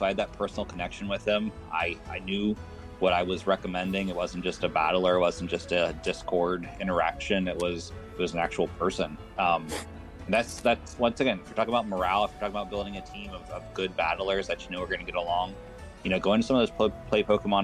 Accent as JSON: {"language": "English", "region": "West Virginia", "country": "United States", "said": "we're both from West Virginia"}